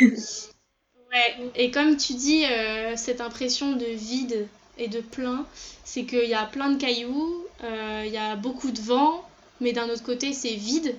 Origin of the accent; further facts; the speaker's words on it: France; je suis née en France, mais euh, ma maman et ma soeur sont nées au Chili